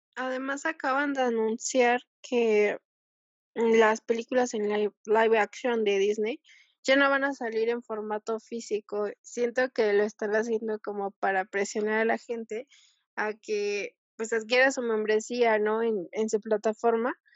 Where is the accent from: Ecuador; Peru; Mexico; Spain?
Mexico; soy mexicana